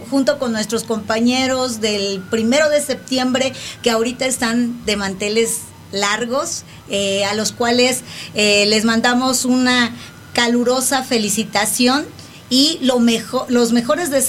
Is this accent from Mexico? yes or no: yes; Mexico; deberíamos de festejar todos los días esa bandera que orgullosamente pues nos representa como mexicanos